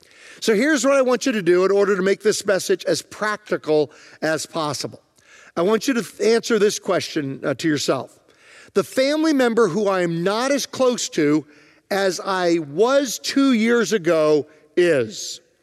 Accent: Virginia, United States; It was a little miniature, smaller farm that we grew up on in Virginia.

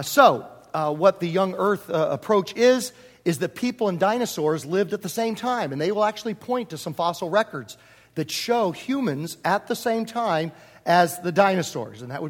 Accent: Virginia, United States; also born or lived in Homer, New York / Prince George, Virginia; now in Southern California, United States; I grew up in Virginia

